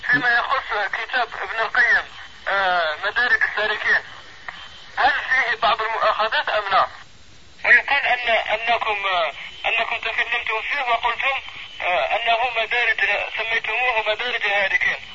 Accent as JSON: {"language": "Arabic", "country": "Algeria", "said": "أن بعض بعض من الأفراد من بلادنا الجزائر"}